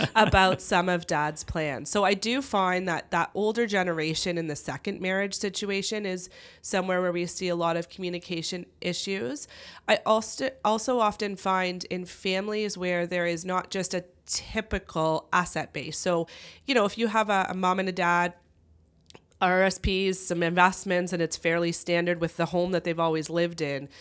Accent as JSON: {"language": "English", "town": "Kitchener", "region": "Ontario", "country": "Canada", "tie": "born or raised there", "also_born_or_lived": "London, Ontario", "said": "I grew up in the Kitchener-Waterloo area"}